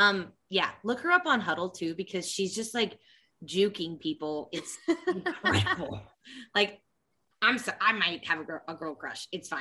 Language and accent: English; Kansas City, Missouri, United States; Like, I'm the exact opposite, like growing up in KC